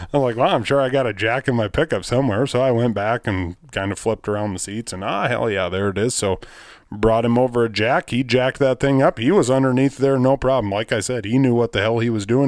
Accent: Rock Rapids, Iowa, United States; I'm from Rock Rapids, Iowa." I said, "You know, far northwest

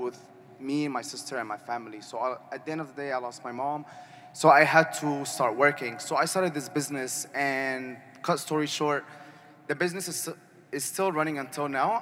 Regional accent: Arizona, United States; moved away as an adult; now in Malaysia; I'm from Arizona

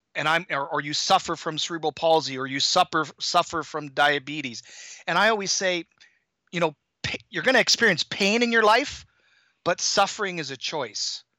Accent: Toronto, Ontario, Canada; moved away as an adult; also born or lived in Hong Kong; now in Boston area, United States; I grew up in Toronto

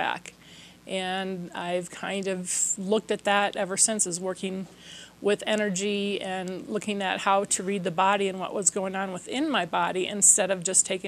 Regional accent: Minnesota, United States; I'm from Minnesota, so we would have these really heavy-duty winters

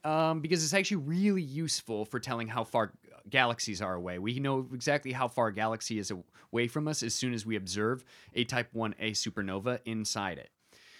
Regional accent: Michigan, United States; From Michigan. That's my home state.

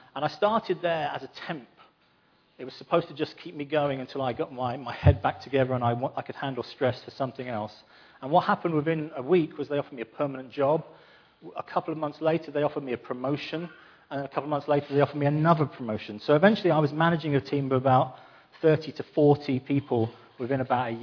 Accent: London, United Kingdom; I'm from London

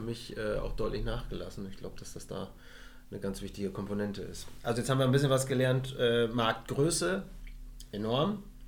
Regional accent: Emsland, Lower Saxony, Germany; Als gebürtiger Emsländer

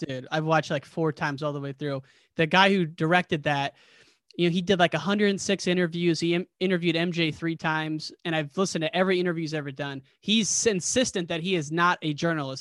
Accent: United States; now in Chicago, United States; I'm from a small town right in the Quad City area. about six thousand people

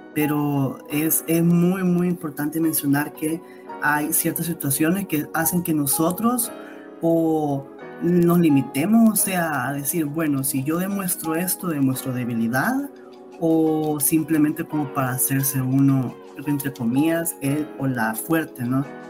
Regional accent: El Salvador; Somos cálidos como salvadoreños y salvadoreñas

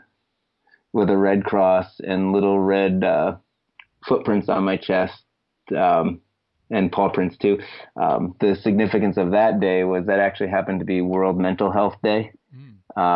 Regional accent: Boston, Massachusetts, United States; as a Bostonian

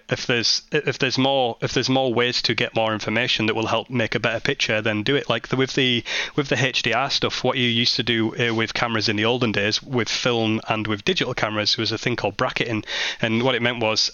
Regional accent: Barrow-in-Furness, North West England, United Kingdom; my hometown of Barrow-in-Furness

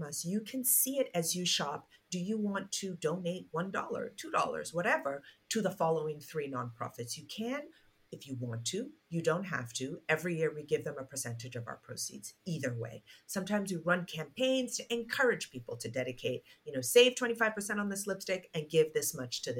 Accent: Nigeria; my home country, Nigeria

